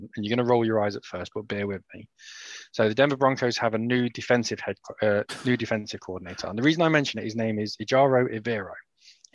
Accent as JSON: {"language": "English", "country": "United Kingdom", "said": "we're all British"}